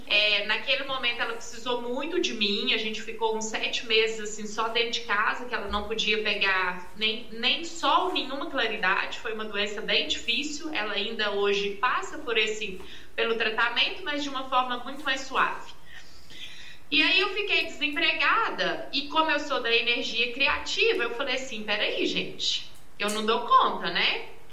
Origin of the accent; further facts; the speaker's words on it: Arcos, Minas Gerais, Brazil; sou aqui de Arcos, né? de Uma cidade do interior